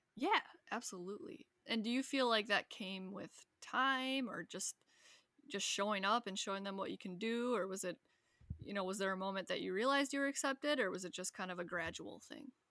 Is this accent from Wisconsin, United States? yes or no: yes; Wisconsin, United States; moved away; I'm from Wisconsin